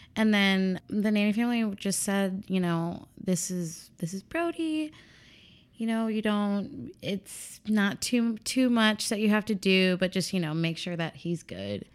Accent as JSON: {"language": "English", "town": "Chicago", "region": "Illinois", "country": "United States", "tie": "born or raised there", "also_born_or_lived": "Columbia, Missouri", "said": "I was born and raised here in Chicago."}